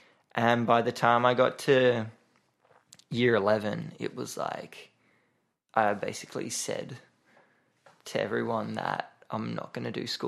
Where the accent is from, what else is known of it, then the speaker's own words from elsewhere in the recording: Sydney, New South Wales, Australia; now in Melbourne, Australia; I grew up in Bondi.